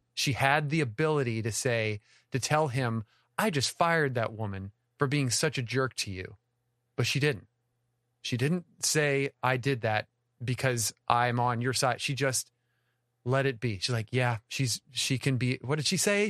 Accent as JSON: {"language": "English", "region": "the South", "country": "United States", "said": "We're from the South."}